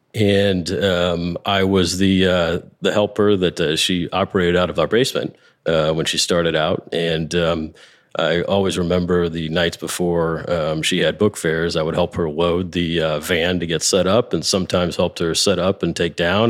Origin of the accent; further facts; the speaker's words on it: Chesterfield, Missouri, United States; I grew up in Chesterfield